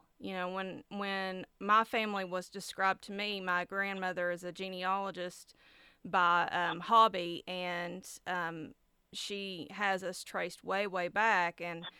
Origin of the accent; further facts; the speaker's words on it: Appalachia, United States; the only way I can answer them is to describe myself as Appalachian.